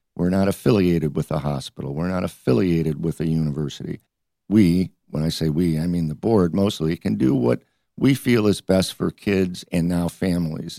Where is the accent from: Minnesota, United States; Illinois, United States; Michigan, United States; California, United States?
Michigan, United States; Detroit; moved away as an adult; also born or lived in Ohio; now in Detroit, United States; I grew up in Detroit.